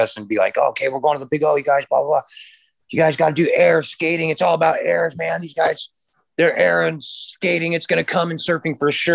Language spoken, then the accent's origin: English; San Clemente, California, United States; moved away as an adult; also born or lived in Capistrano Beach, California / San Juan Capistrano, California; now in Hawaii, United States; I was born in San Clemente General Hospital and grew up in San Clemente and Capo Beach